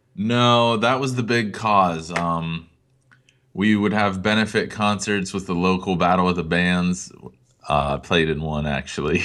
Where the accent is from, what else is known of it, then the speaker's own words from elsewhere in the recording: Greenville, Pennsylvania, United States; my hometown of Greenville, P